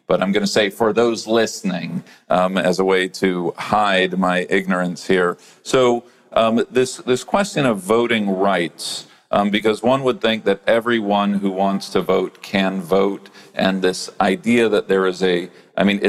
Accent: Chicago, Illinois, United States; I come from Chicago

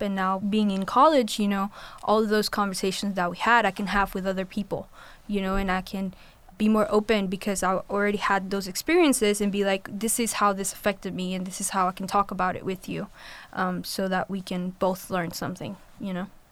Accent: Colombia; moved away; I'm from Colombia, and so my experience with going to a predominantly white school and navigating that system while being an international Hispanic student

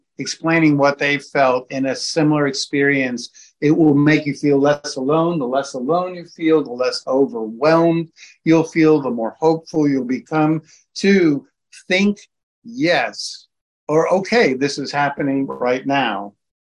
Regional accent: New York, United States; I'm from New York.

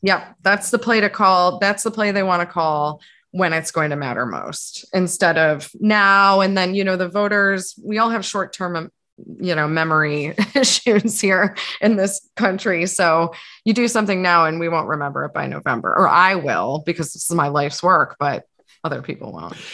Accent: East Coast, United States; moved away as an adult; also born or lived in New York; now in San Francisco, United States; having grown up on the East Coast where there was no whisper of a legal market

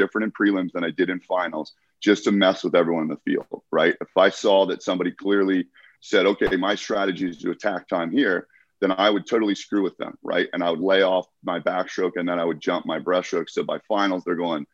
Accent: United States; I competed in my home country

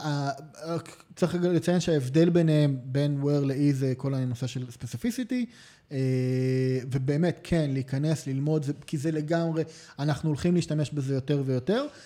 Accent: Israel

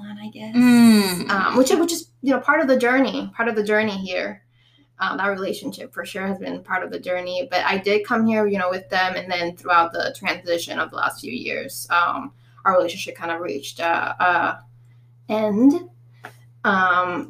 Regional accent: Puerto Rico; moved away as an adult; now in Orlando, United States; I was totally born and raised in Puerto Rico until I was 22

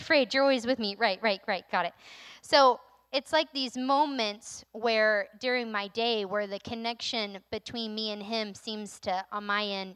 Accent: North Carolina, United States; moved away as an adult; now in Maine, United States; I'm from North Carolina

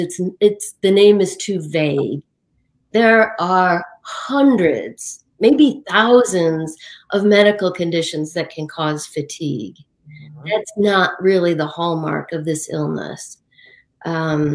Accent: Western New York State, United States; my hometown in Western New York State

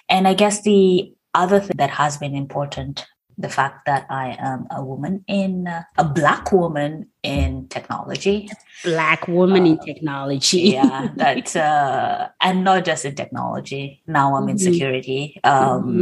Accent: Kenya; moved away as an adult; also born or lived in Russia; now in Netherlands; I am Kenyan, born and raised

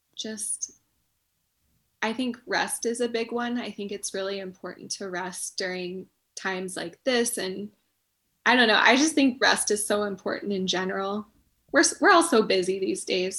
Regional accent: Chelan, Washington, United States; I grew up in Chelan too

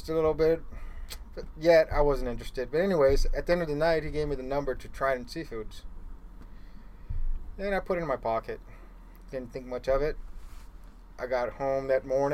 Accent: Stockton, California, United States; also born or lived in Los Angeles, California; it was a little office in my hometown, Stockton, California.

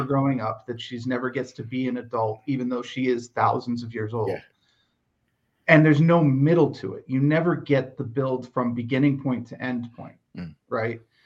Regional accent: United States; As an American

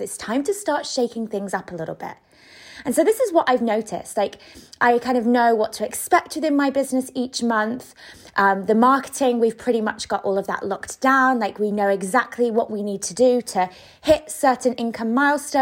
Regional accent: United Kingdom; moved away as an adult; now in Spain; I am British

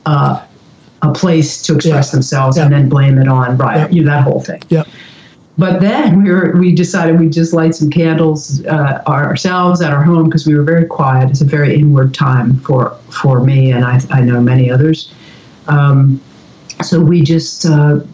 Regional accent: Philadelphia, Pennsylvania, United States; also born or lived in New York / Woodstock, New York / Colorado; now in Corvallis, United States; I grew up in Philadelphia suburbs

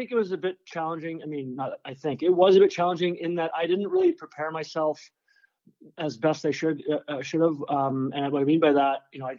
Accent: Dryden, Ontario, Canada; now in California, United States; I went back to Dryden, my hometown

